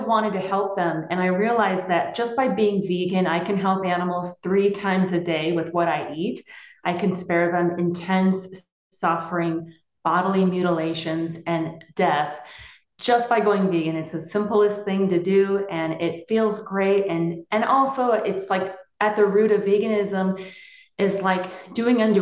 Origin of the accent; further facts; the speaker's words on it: Pennsylvania, United States; I grew up in Pennsylvania where people had farms and my dad was a butcher